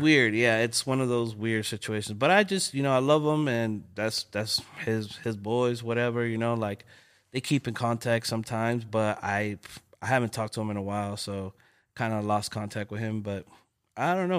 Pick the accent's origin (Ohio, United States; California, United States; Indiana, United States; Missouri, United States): California, United States; Los Angeles; I'm from L A, you know, born and raised. I was born in South Central, King Hospital